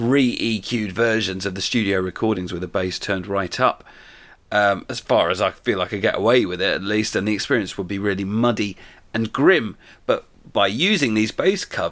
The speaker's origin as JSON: {"language": "English", "town": "Gillingham", "region": "South East England", "country": "United Kingdom", "tie": "born or raised there", "said": "Gillingham in Kent, my hometown"}